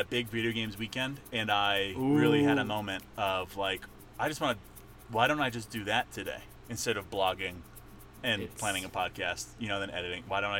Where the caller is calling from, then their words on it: Estes Park, Colorado, United States; Nick is recording from Brooklyn. I'm recording from Estes Park, Colorado.